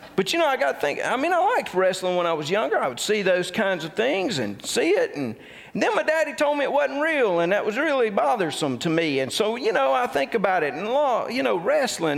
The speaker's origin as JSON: {"language": "English", "town": "Tupelo", "region": "Mississippi", "country": "United States", "tie": "born or raised there", "said": "I grew up in the Tupelo, Mississippi area"}